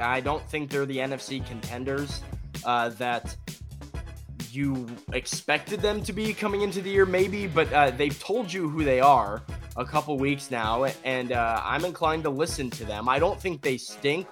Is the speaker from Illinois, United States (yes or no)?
yes; Chicago, Illinois, United States; growing up in Chicago